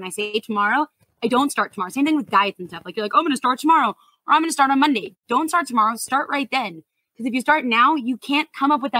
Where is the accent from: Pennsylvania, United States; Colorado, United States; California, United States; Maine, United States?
California, United States; San Diego; I'm from San Diego